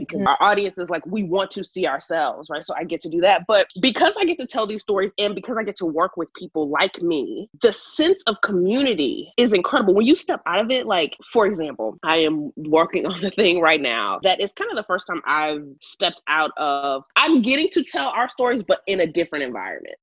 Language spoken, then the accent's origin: English; Houston, Texas, United States; born or raised there; now in Los Angeles, United States